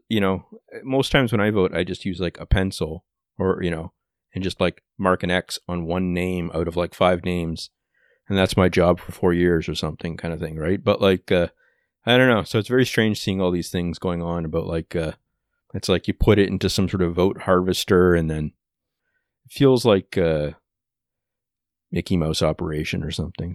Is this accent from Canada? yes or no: yes; Canada; as a Canadian